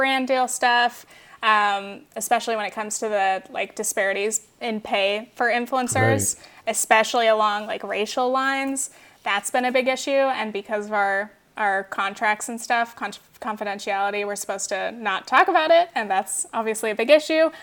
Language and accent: English; Orange County, California, United States; moved away; I was from Orange County